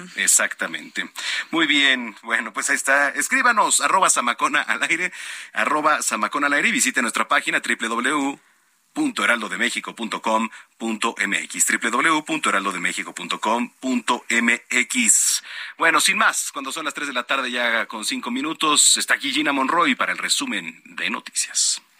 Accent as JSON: {"language": "Spanish", "country": "Mexico", "said": "como mexicanos"}